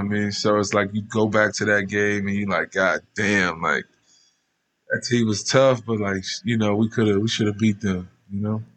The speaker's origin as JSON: {"language": "English", "town": "Baton Rouge", "region": "Louisiana", "country": "United States", "tie": "born or raised there", "moved": "yes", "lives_now": "Las Vegas, United States", "said": "I grew up in probably one of the roughest parts of Baton Rouge"}